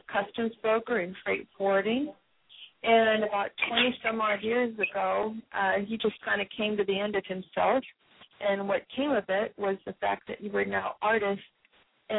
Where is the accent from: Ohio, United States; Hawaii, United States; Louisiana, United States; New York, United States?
Hawaii, United States; moved away as an adult; now in Seattle, United States; I'm from Hawaii